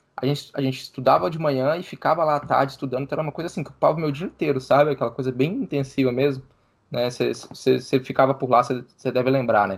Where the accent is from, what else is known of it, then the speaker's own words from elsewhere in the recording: Minas Gerais, Brazil; moved away; eu sou de Minas Gerais, né? Morava em Minas Gerais